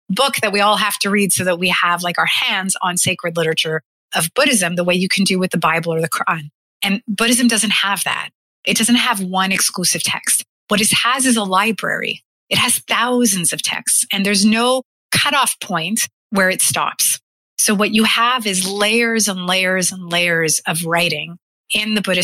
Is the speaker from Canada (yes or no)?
yes; Canada; as a Canadian, as a white woman, as somebody from the 21st century